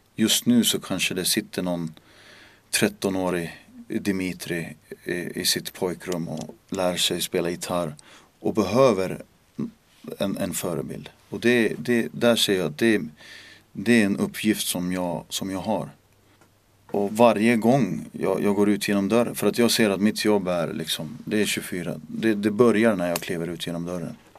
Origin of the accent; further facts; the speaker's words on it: Märsta, Stockholm County, Sweden; first language Finnish; Swedish is a second language; moved away as an adult; now in Finland; jag växte upp på en gata som heter Buregatan i Märsta